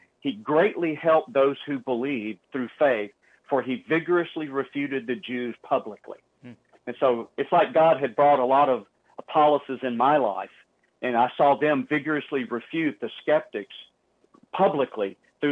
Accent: the South, United States; I was born and reared in the South in the, quote, Bible Belt

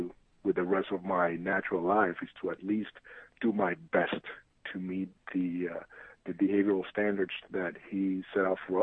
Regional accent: San Juan, Puerto Rico; moved away as an adult; also born or lived in New York City; I'm originally from San Juan, Puerto Rico. That's what I lived for most of my life.

